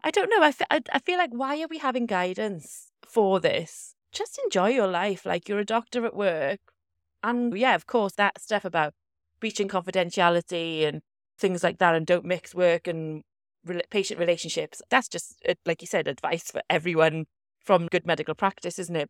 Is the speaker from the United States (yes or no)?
no; South Wales Valleys, United Kingdom; I'm from the South Wales Valleys